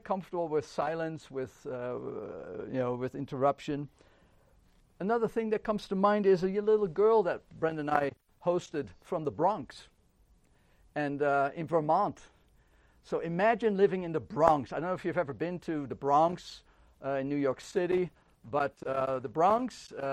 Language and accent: English; Netherlands; moved away; I grew up in the Netherlands